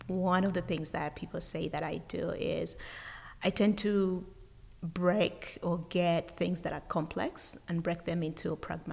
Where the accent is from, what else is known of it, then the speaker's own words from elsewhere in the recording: Uganda; now in United States; originally I'm from Uganda, and I was born and raised in Uganda, and I have lived in the United States for over 20 years